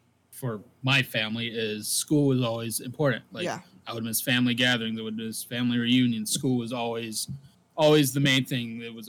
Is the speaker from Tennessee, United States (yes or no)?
no; Biloxi, Mississippi, United States; moved away; I'm from Biloxi, Mississippi. Mm-hmm. And if people don't know, I left Biloxi, Mississippi in 2004. Mm-hmm. So me and my family moved to Georgia at that time.